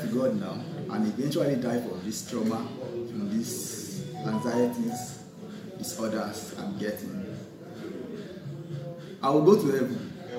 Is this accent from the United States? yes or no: no; Djibouti; I was born and brought up in Djibouti, and Muslim family.